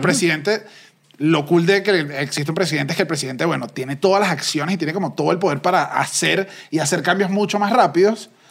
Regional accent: Venezuela; now in Mexico; Nosotros como venezolanos

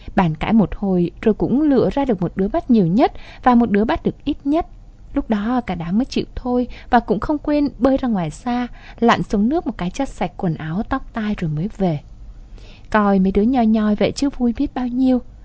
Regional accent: Vietnam; born or raised there; moved away

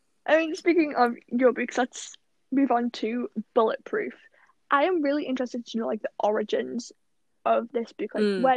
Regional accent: United Kingdom; as a Brit

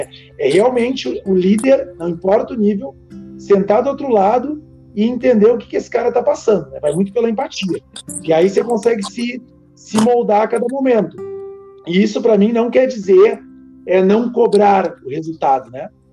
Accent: Novo Hamburgo, Rio Grande do Sul, Brazil; Eu que sou da região de Novo Hamburgo

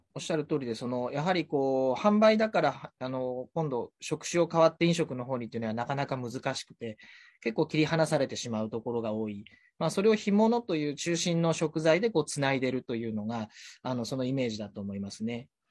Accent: Atami, Shizuoka, Japan; born or raised there; also born or lived in Tokyo

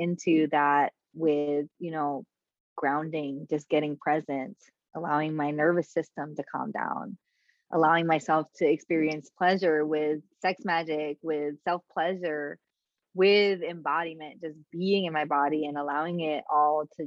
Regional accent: New York City, New York, United States; I'm from the Bronx. Like, I grew up like walking through space with armor on.

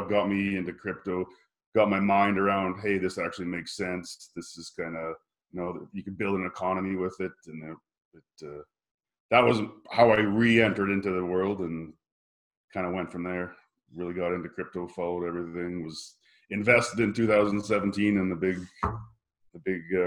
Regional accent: Regina, Saskatchewan, Canada; I'm originally from Regina, Saskatchewan, Canada. So grew up on a farm there

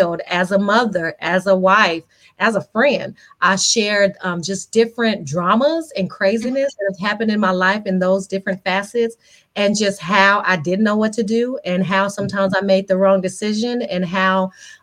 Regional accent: Las Vegas, Nevada, United States; I'm born and raised in Las Vegas.

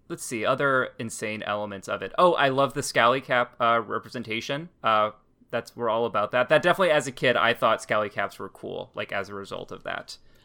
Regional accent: New Hampshire, United States; I'm, like, part of, like, the fake, like, Boston. I'm from New Hampshire

